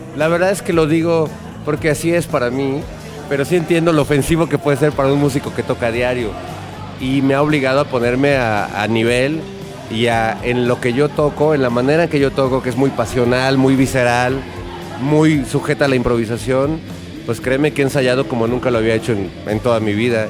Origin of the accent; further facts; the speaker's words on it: Mexico; en mi país, cuando era adolescente